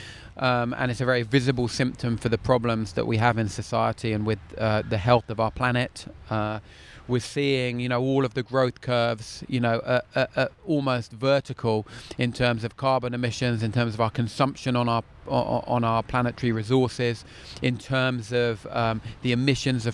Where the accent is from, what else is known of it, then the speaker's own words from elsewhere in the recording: London, United Kingdom; moved away as an adult; now in Cornwall, United Kingdom; I'm a Londoner born and bred, happily transposed to my excellent life in Cornwall